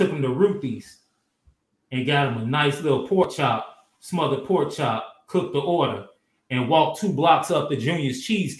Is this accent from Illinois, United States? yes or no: yes; Chicago, Illinois, United States; I'm from Chicago, and I know about it.